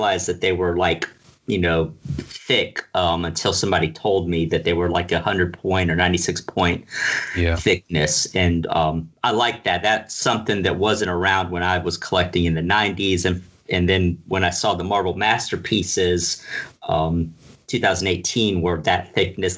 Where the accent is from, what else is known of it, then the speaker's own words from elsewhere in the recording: Pensacola, Florida, United States; now in Tallahassee, United States; I grew up in Pensacola, Florida